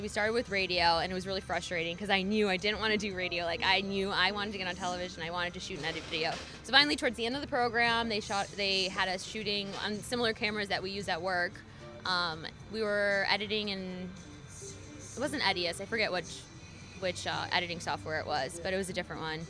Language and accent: English; Michigan, United States; moved away as an adult; also born or lived in New York / South Bend, Indiana; now in Louisville, United States; I'm from the Midwest